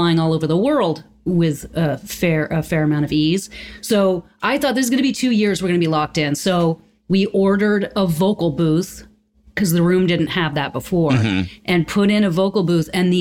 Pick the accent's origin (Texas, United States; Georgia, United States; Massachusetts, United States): Massachusetts, United States; Concord; I grew up on the campus of a school in Concord, Massachusetts called Middlesex